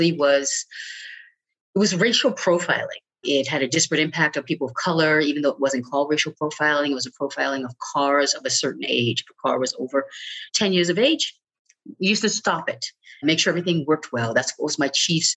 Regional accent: Baltimore, Maryland, United States; moved away as an adult; now in Oregon, United States; I grew up in Baltimore, but after high school, you know, I wasn't ready for college.

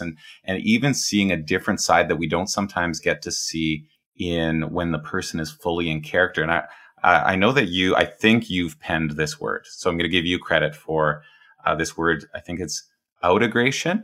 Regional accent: Edmonton, Alberta, Canada; I grew up in, I'm Canadian, I grew up in a prairie city

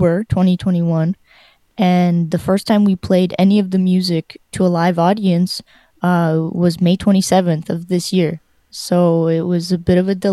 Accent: Canada; moved away as an adult; also born or lived in Ukraine / Winnipeg, Canada; now in Spain; I grew up in Canada, but I was born in Ukraine. And I went to the U of M in Winnipeg for my bachelor's of jazz performance

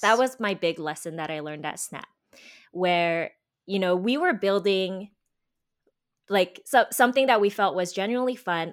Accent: United States; also born or lived in Korea; I was born in Korea and I was actually raised by my grandparents who moved to America

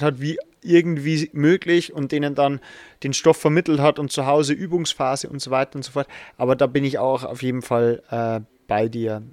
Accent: Regensburg, Bavaria, Germany; ich komme zwar aus Regensburg

